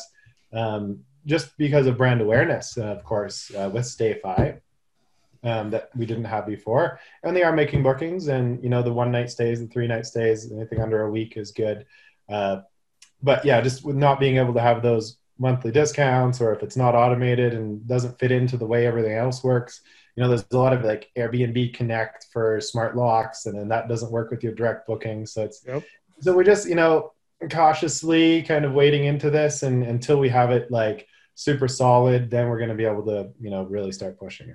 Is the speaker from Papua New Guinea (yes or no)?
no; Canada; I'm a bad Canadian